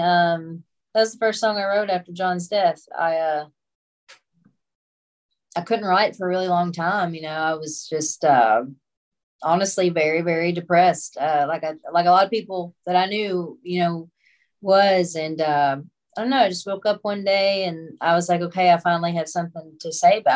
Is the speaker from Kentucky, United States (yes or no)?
yes; Monkey's Eyebrow, Kentucky, United States; also born or lived in Paducah, Kentucky; now in Tennessee, United States; I was raised in Monkey's Eyebrow